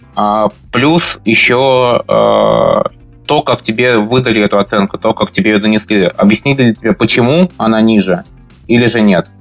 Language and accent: Russian; Moscow, Russia; moved away as an adult; now in Amsterdam, Netherlands; я родился, вырос в Москве